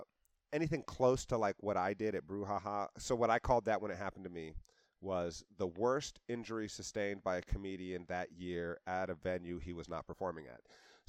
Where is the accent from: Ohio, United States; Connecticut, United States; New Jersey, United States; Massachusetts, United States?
Ohio, United States; Cincinnati; I was born at Christ Hospital.